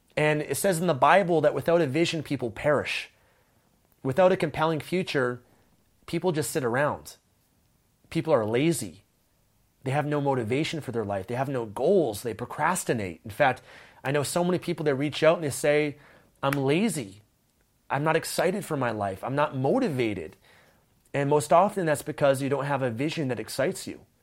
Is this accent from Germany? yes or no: no; Vancouver, British Columbia, Canada; I grew up in Vancouver, Canada